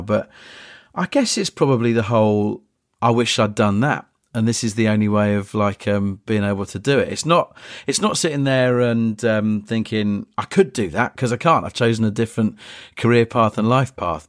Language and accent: English; Polegate, South East England, United Kingdom; I grew up in Eastbourne, just outside Eastbourne, Polegate, a couple of stops down the line.